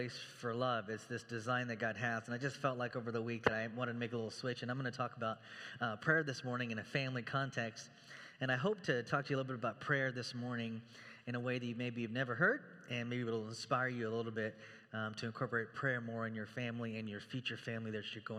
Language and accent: English; Texas, United States; also born or lived in Chicago; now in Beaverton, United States; I'm from Texas